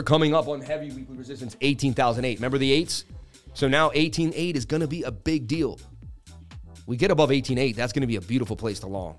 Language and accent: English; Boston, Massachusetts, United States; I grew up in Boston, Mass.